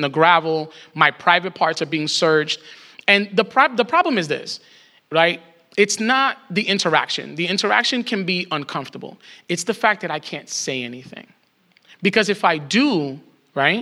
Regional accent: New York, United States; as a New Yorker

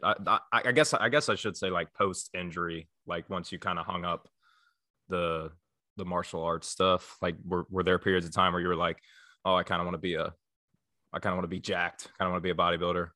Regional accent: northern Kentucky, United States; I'm from the Midwest. I'm from, like, northern Kentucky, like, close to Cincinnati

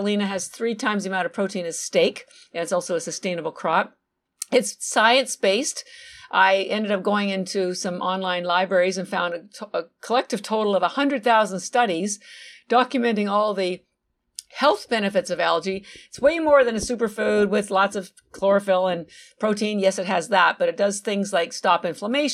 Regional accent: Canada; moved away as an adult; now in Boston, United States; So I'm actually Canadian. My family's still in Canada. All my education, I have an MBA and a bachelor of science, bachelor's degree, all from Canada. But I do live in Boston, Massachusetts, and I've been here about 33 years.

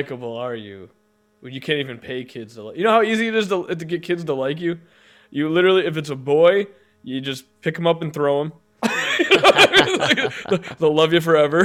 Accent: Illinois, United States; I'm from Illinois

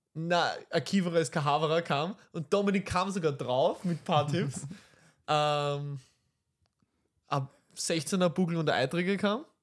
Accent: Vienna, Austria; wir aus Wien sind

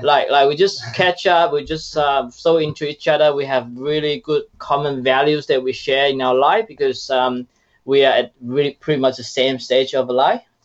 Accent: China; moved away as an adult; now in Australia; I was from China and I started my Australia journey as an international student 10 years ago.

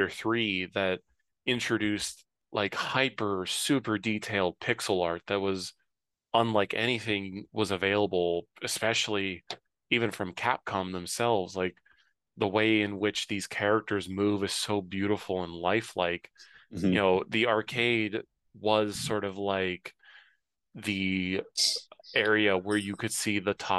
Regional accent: Cincinnati, Ohio, United States; I grew up in Cincinnati, in downtown

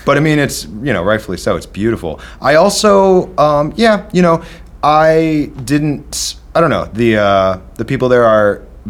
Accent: Midwest, United States; Growing up in the Midwest, you don't see that stuff.

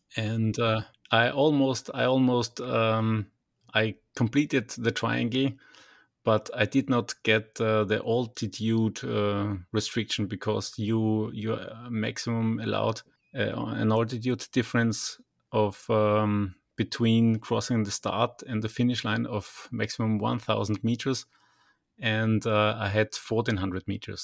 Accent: Linz, Upper Austria, Austria; back in Linz, where we, my hometown is

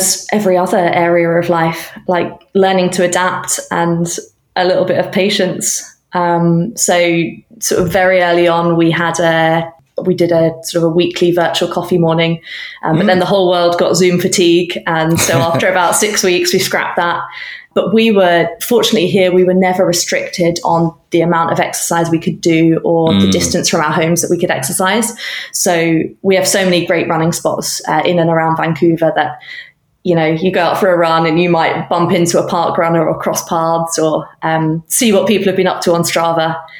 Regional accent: United Kingdom; now in Canada; So earlier that year, I was relocating from the UK. I probably can tell by now that my accent is not that of a Canadian national.

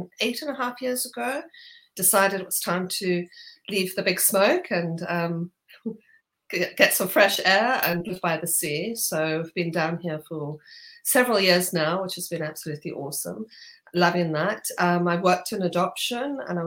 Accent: Zimbabwe; moved away as an adult; now in United Kingdom; from Zimbabwe

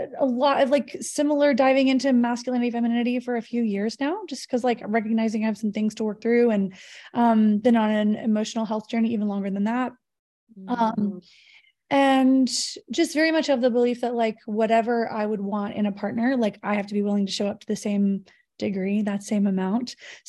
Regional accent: Texas, United States; I'm originally from Texas, but I live in Northern California. I'm planning a move to SoCal in the next few months.

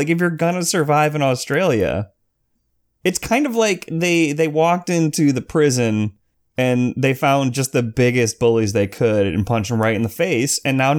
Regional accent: Tampa, Florida, United States; I said like, I grew up in Tampa.

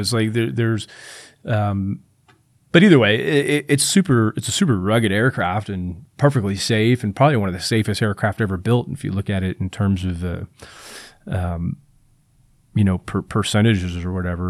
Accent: Tampa, Florida, United States; I'm from Tampa Bay

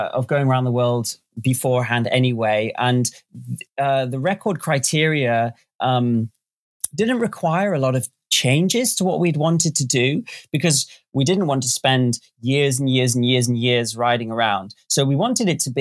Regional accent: Northampton, East Midlands, United Kingdom; moved away as an adult; a dealership in my hometown, Northampton, England, called Motorcycle World

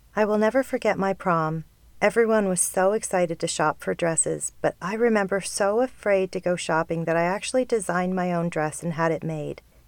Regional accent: Canada; being Canadian

